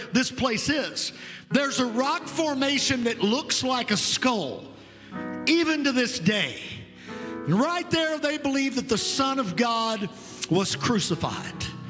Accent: Providence, Kentucky, United States; born or raised there

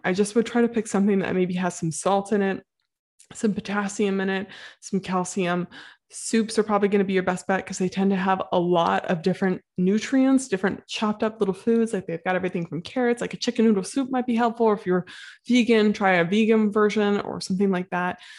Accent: Midwest, United States; I'm from the Midwest

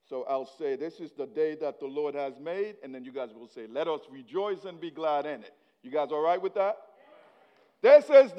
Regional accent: Haiti; English is a second language; now in United States; I was born in Haiti. So whatever accent you're hearing, it's me trying to speak English

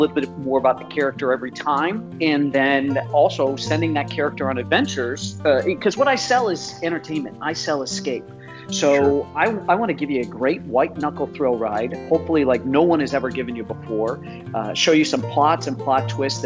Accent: Midwest, United States; the son of a Marine and growing up in the Midwest

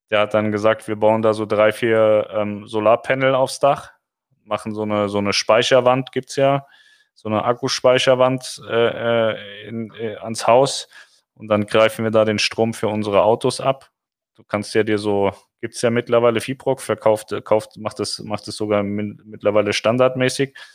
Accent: Munich, Bavaria, Germany; So, so, der Kreuzverlenzer mal kein Bayerisch. Das hört man als Münchnerin ja nicht so gerne.

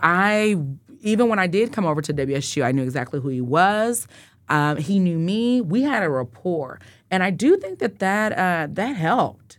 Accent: Wichita, Kansas, United States; I grew up in Northeast Wichita on Tenth and Poplar

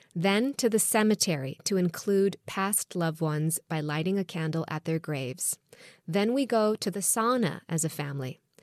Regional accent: Jerusalem, Jerusalem District, Israel; now in United States; growing up in Jerusalem and Israel

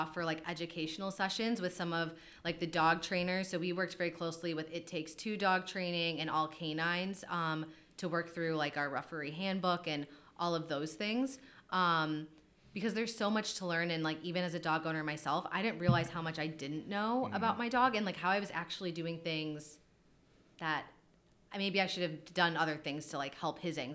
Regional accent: Wisconsin, United States; now in Philadelphia, United States; I'm from Wisconsin originally.

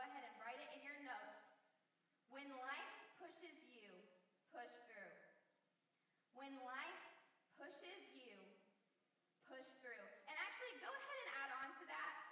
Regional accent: Indiana, United States; moved away as an adult; I grew up in Indiana for a long time

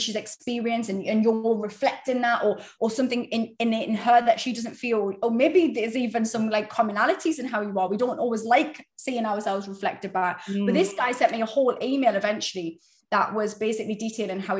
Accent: United Kingdom; we're British.

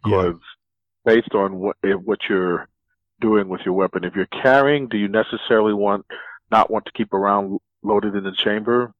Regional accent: New York City, New York, United States; I grew up in the South Bronx in the seventies

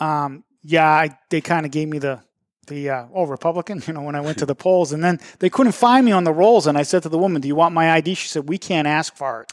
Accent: Methuen, Massachusetts, United States; Methuen, and I'm always coming on here saying my hometown

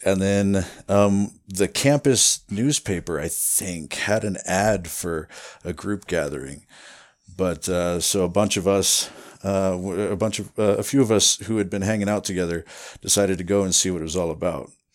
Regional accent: Iowa, United States; moved away as an adult; also born or lived in Running Springs, California; now in Wrightwood, United States; I grew up in Iowa

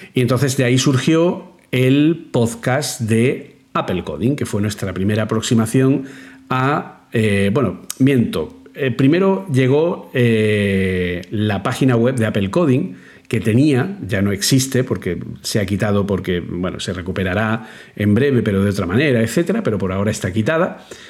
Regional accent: Granada, Andalusia, Spain; moved away as an adult; now in Madrid, Spain; cuando yo llegué a Madrid desde Granada

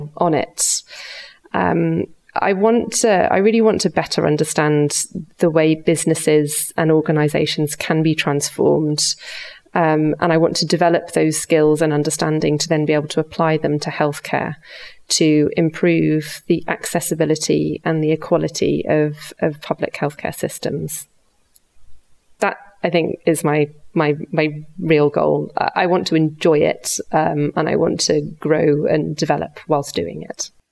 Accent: the north of England, United Kingdom; moved away as an adult; now in Switzerland; I was born and brought up in the north of England

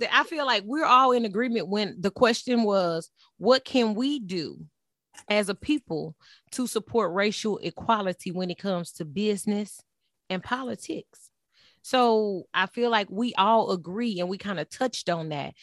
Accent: Texas, United States; I was raised in Texas

